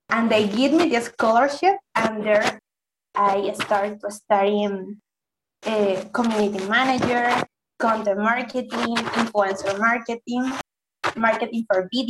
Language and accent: English; Valencia, Carabobo, Venezuela; I'm from Valencia, is a little city um, in Venezuela.